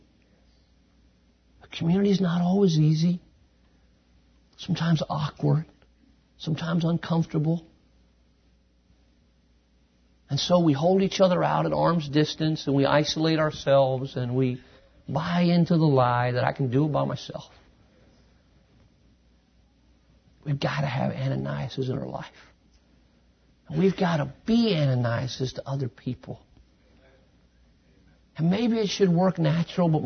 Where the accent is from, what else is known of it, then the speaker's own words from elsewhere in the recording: United States; moved away as an adult; now in Quito, Ecuador; I'm an American here